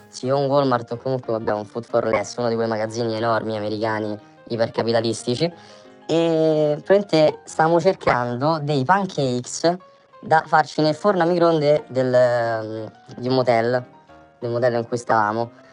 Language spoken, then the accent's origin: Italian; Italy; veniamo dall'Italia